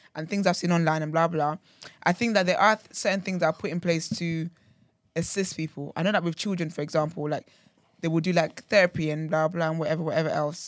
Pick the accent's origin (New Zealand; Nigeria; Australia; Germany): Nigeria; I say, Abby, I'm so Nigerian, bloody hell.